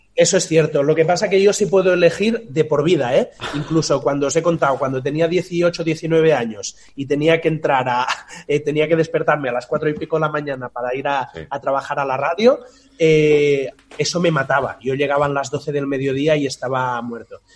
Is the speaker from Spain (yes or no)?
yes; Tordera, Catalonia, Spain; moved away as an adult; now in Barcelona, Spain; Yo vivía en un pueblo eh, que es donde nací, en Tordera, que está eso, a 70, 75 kilómetros